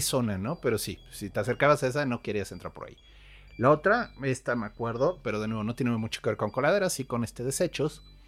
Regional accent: Querétaro, Mexico; moved away; also born or lived in Nogales; yo crecí en Querétaro

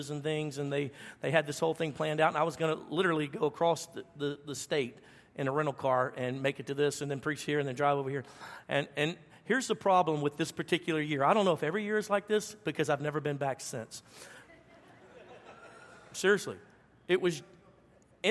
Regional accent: the South, United States; I'm from the South

